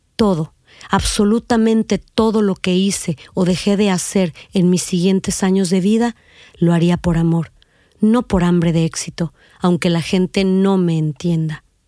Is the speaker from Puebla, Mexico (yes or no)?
no; Reynosa, Tamaulipas, Mexico; also born or lived in Mexico City; Nací en la Ciudad de México el 23 de diciembre de 1969, pero me considero de Reynosa, Tamaulipas, donde pasé los primeros años de mi vida